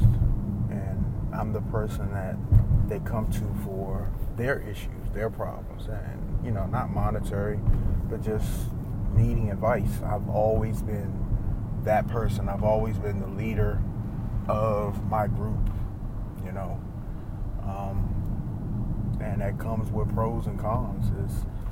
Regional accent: East Coast, United States; I grew up on the East Coast.

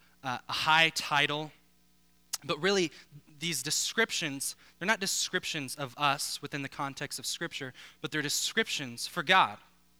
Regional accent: Denver, Colorado, United States; now in South Florida, United States; I grew up actually not too far from here, born and raised in Colorado

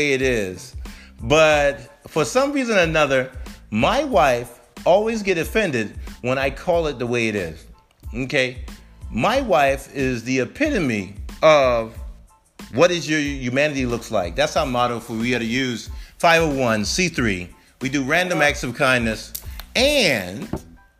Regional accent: Charleston, South Carolina, United States; I'm from Charleston, South Carolina

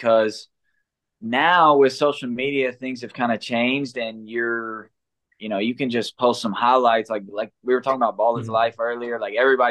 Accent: Owenton, Kentucky, United States; now in Louisville, United States; I'm actually from Owenton, Kentucky

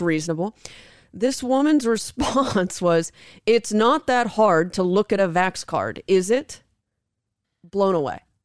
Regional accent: Southern California, United States; now in Las Vegas, United States; growing up in Southern California

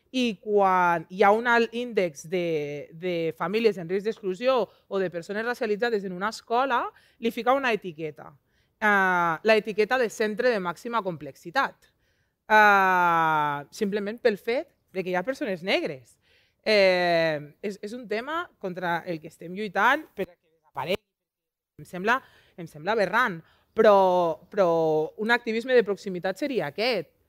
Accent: Lleida, Catalonia, Spain; Jo vinc de Lleida, Lleida està al top 3 de ciutats amb més segregació escolar de tota Catalunya.

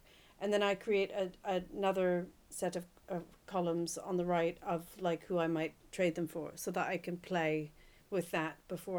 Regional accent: United States; I'm an American woman in my 50s who knows nothing about football.

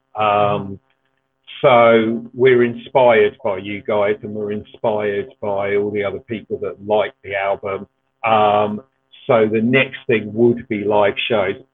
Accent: Ilford, London, United Kingdom; I'm from Ilford in Essex

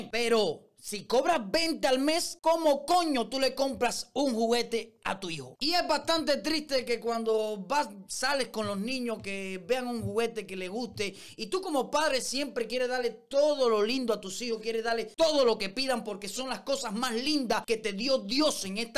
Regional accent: Cuba; porque al final todos somos cubanos y esa es idea.

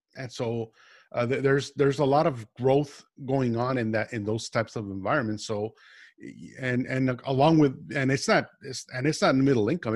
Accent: El Paso, Texas, United States; moved away as an adult; now in Austin, United States; I'm originally from El Paso, Texas

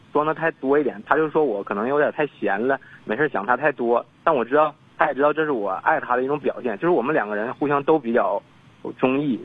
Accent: Northeast China, China; 因为我家是东北的，我就打算在那边工作一年之后回到东北来

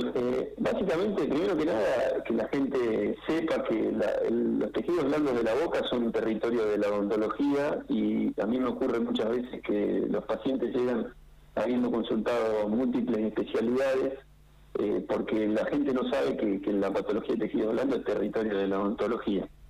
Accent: Santa Rosa, La Pampa, Argentina; moved away; yo soy de acá de Santa Rosa, de La Pampa

